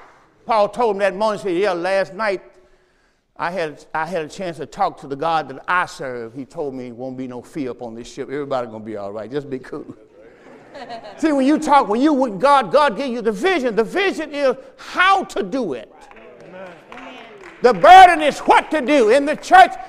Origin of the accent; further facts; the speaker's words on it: southern Mississippi, United States; moved away; I'm from Mississippi